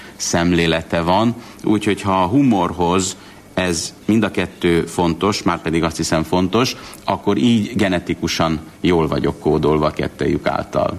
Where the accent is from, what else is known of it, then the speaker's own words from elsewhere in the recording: Budapest, Hungary; also born or lived in Debrecen; Én Pesten születtem